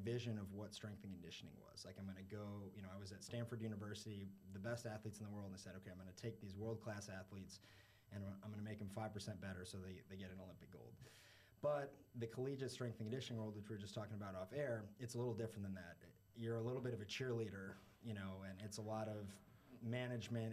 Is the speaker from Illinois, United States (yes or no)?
yes; Chicago, Illinois, United States; moved away as an adult; also born or lived in New York; now in Miami, United States; born in New York, did a little stint in New York for like a year or two, and then uh, I was in Chicago for most of my life